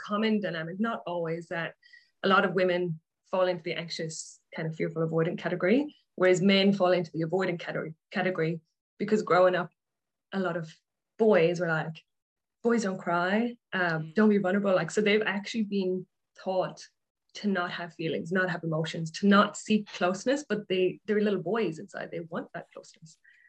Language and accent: English; Ireland; moved away as an adult; now in Australia; So I grew up in Ireland. I moved to Australia nearly 11 years ago. So that's why my accent is probably a bit weird.